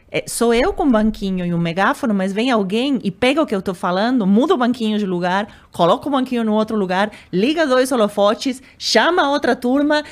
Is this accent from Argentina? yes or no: yes; Argentina; Portuguese is a second language; moved away as an adult; also born or lived in Uruguay / United States / Europe; now in Brazil; eu sou argentina